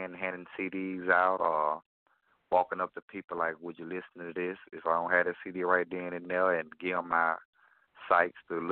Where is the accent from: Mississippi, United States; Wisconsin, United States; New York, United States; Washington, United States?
Mississippi, United States; Gloster; now in Baton Rouge, United States; I was born in Gloucester, Mississippi, and where I reside in Baton Rouge, Louisiana right now. But I'm originally from Gloucester, Mississippi